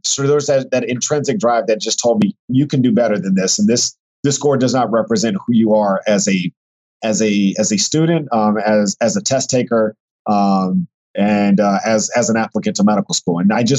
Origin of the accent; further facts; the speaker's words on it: Texas, United States; also born or lived in other parts of the US; So I'm originally from Texas, and I consider Texas home, even though I grew up as an Army brat. And I lived in other parts of the country.